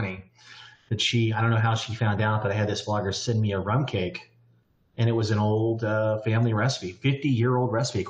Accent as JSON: {"language": "English", "region": "Kansas", "country": "United States", "tie": "born or raised there", "moved": "as an adult", "lives_now": "San Diego, United States", "said": "I grew up in Kansas, a great state for the seasons"}